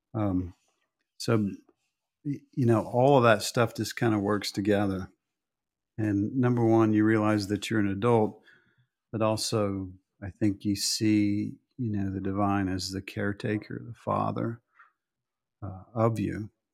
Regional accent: Oklahoma, United States; moved away; I came from Oklahoma

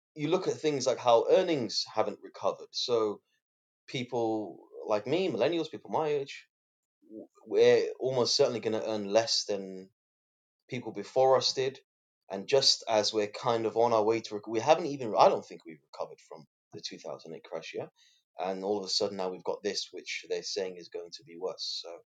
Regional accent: London, United Kingdom; also born or lived in Qatar / Somaliland; So we came to London. I was about 2 years old when I first came here. We moved into a bedsit in Paddington. So then after that, we were moved to Islington

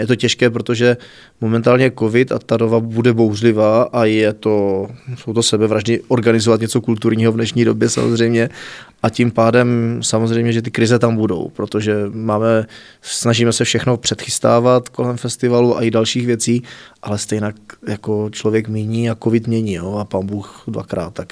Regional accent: Znojmo, South Moravian Region, Czechia; also born or lived in Šanov; Narodil jsem se v Šanově, ale v zápětí do druhé třídy jsem se stěhoval už do Znojma

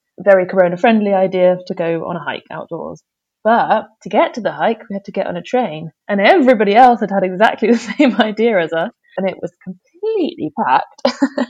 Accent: United Kingdom; moved away as an adult; now in Germany; as a Brit

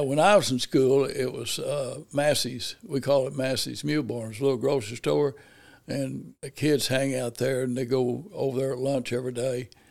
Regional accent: Paragould, Arkansas, United States; growing up in Paragould, basically just, you know, as he, as a child

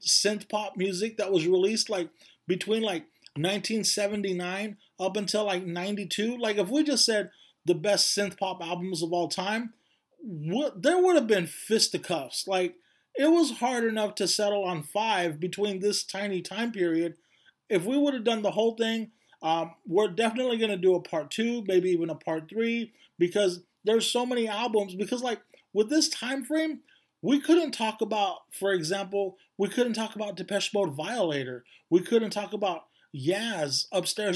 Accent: Bakersfield, California, United States; Sarah and Alicia and I all grew up in Bakersfield, California

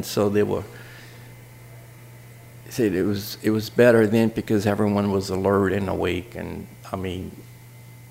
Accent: Jefferson Island, Louisiana, United States; also born or lived in Lafayette, Louisiana; I grew up with that salt mine, and I mean, we're right next to it

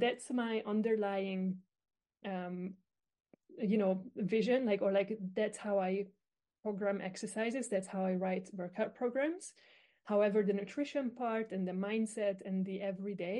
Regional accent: Hungary; I am actually from Hungary, so I'm quite far away from you

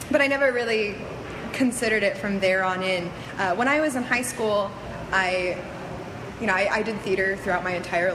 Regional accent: Florida, United States; moved away; also born or lived in Central Washington University; I grew up in Florida

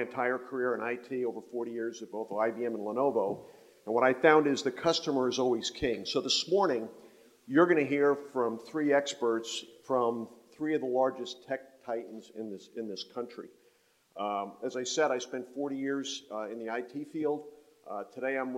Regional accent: North Carolina, United States; I'm from North Carolina. I chair the board of Wake Tech Community College

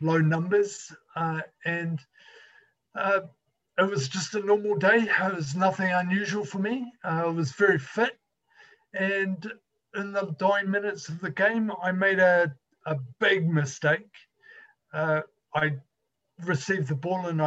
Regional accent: New Zealand; I'm from New Zealand, and I grew up in a little country village or area that was prominently farming

